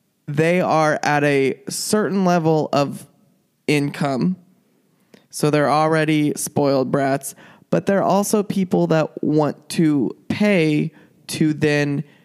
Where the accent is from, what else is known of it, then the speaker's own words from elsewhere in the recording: Shawnee, Kansas, United States; Kansas, Shawnee, Kansas specifically. Which is Kansas City, Kansas.